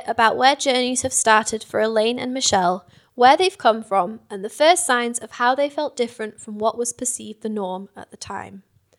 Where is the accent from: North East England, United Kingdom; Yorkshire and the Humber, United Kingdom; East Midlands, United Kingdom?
Yorkshire and the Humber, United Kingdom; also born or lived in China; now in Scotland, United Kingdom; I've lived in Scotland for 6 years, having moved from China in 2014. I grew up in Yorkshire, a Yorkshire person at heart, but I love the community I've found here in Scotland.